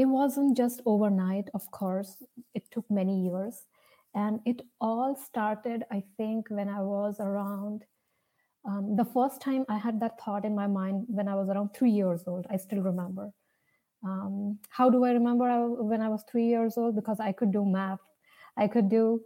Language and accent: English; India; As you can see from my name and my accent, probably you can see I'm from India.